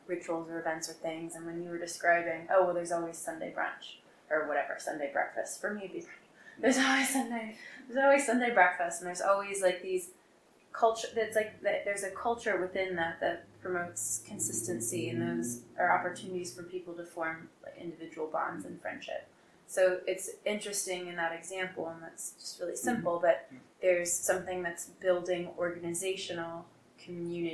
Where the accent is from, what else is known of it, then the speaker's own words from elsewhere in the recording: New York, United States; I'm from New York